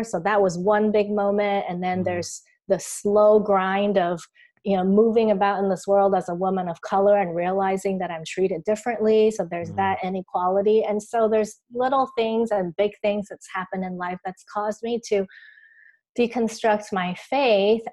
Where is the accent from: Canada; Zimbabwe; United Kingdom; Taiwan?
Taiwan; I grew up here in Taiwan